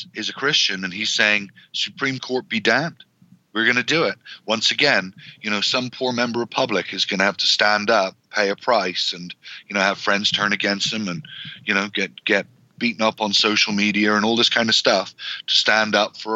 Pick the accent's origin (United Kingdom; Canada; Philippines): Canada; also born or lived in near Edmonton, Alberta; as a Canadian